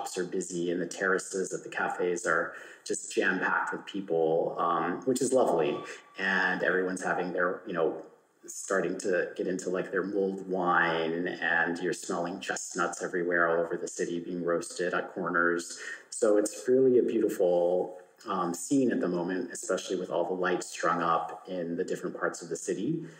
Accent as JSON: {"language": "English", "region": "California", "country": "United States", "said": "I think, as you mentioned, being Californian as well, we're just very smiley people."}